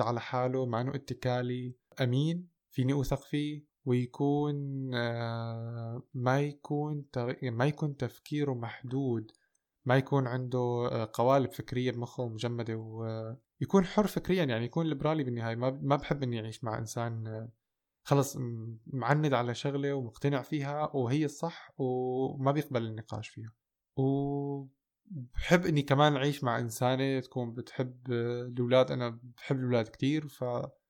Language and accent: Arabic; Damascus, Damascus Governorate, Syria; moved away as an adult; also born or lived in Golan Heights; now in Germany; كنت مولود وسكنت بالشام لحد 2014 أه، بس أنا أهلي من الجولان وموجود حاليا بألمانيا من خمس سنين